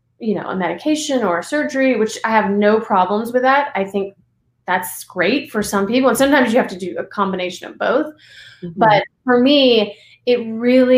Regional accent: Alabama, United States; moved away as an adult; also born or lived in Los Angeles, United States; now in Ojai, United States; I grew up in Alabama. I went to college in Alabama

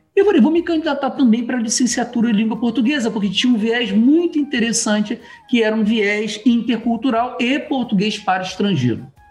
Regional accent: Rio de Janeiro, Brazil; moved away; also born or lived in Niterói / São Gonçalo / Tucupita, Venezuela; Eu, eu sou do Rio de Janeiro, né, do estado do Rio de Janeiro. Eu nasci na, na cidade do Rio de Janeiro e de, é, depois meus pais foram morar na, em Niterói, São Gonçalo

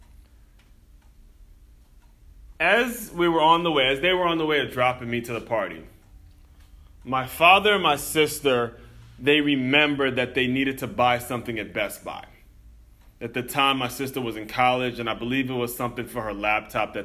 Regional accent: Silver Spring, Maryland, United States; moved away as an adult; also born or lived in Florida; growing up in Silver Spring, Maryland, right on the outskirts

